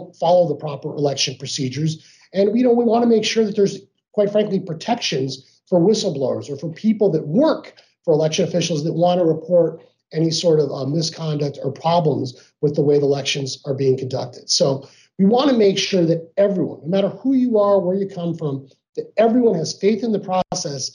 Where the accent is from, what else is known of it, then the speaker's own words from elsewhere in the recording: Arizona, United States; I grew up here in Arizona